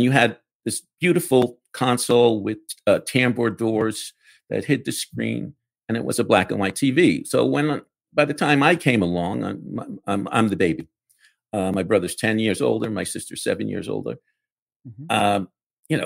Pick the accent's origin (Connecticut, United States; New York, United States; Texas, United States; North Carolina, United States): New York, United States; New York City; I grew up in the Bronx.